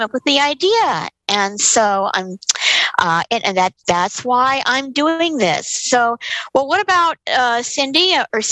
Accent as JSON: {"language": "English", "town": "New York City", "region": "New York", "country": "United States", "tie": "born or raised there", "said": "I was born in New York City back in 1961"}